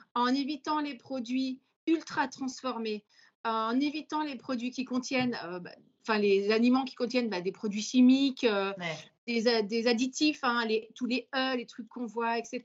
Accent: Vendée, Pays de la Loire, France; je suis vendéenne

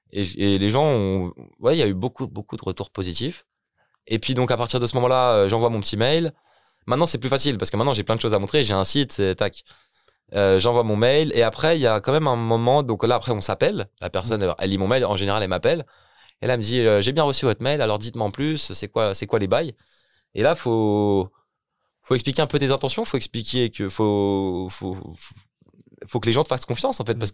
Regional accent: Ermont, Île-de-France, France; moved away as an adult; also born or lived in Belgium; moi-même je viens d'Hermont, donc Hermont c'est une petite ville dans le 95, que j'ai grandi à Hermont

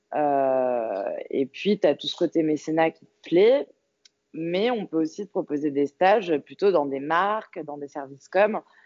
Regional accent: Paris, Île-de-France, France; je suis parisienne

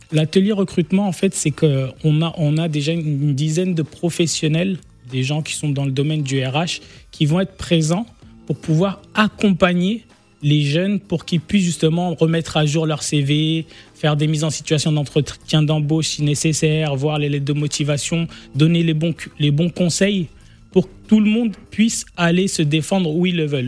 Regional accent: France; on a grandi en France

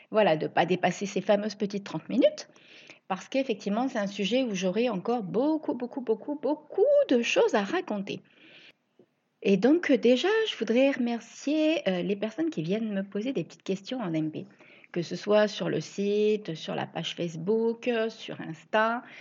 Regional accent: Reims, Grand Est, France; now in La Ciotat, France; Ça faisait 17 ans que j'étais partie vivre là-bas, alors qu'à la base, je suis originaire de Reims.

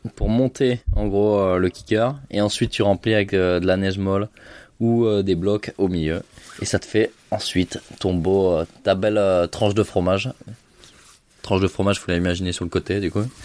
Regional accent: Gap, Provence-Alpes-Côte d'Azur, France; j'ai fait toute mon enfance à Gap

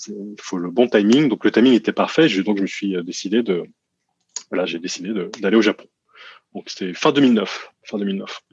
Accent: France; now in Japan; en tant que Français ici, je passe, je passe pour un Américain

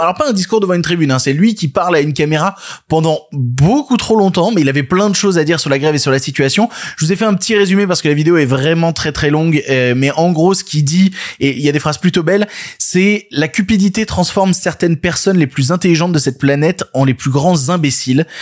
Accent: France; chez nous en France

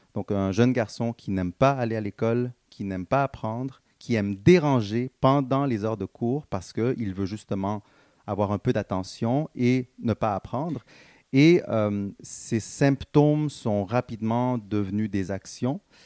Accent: Montreal, Quebec, Canada; born or raised there; also born or lived in Guatemala / Dallas, Texas

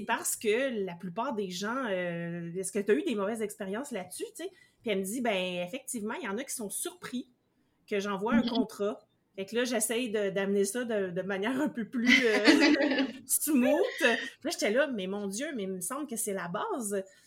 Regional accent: Canada; même si c'est celui qui est dans mon pays d'origine

